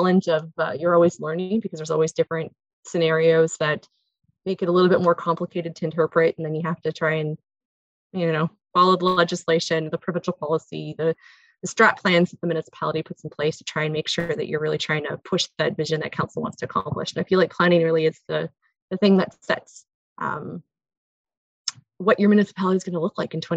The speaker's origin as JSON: {"language": "English", "town": "North Bay", "region": "Ontario", "country": "Canada", "tie": "born or raised there", "also_born_or_lived": "Kirkland Lake / Muskoka / Kingston", "lives_now": "Callander, Canada", "said": "I am born and raised in North Bay."}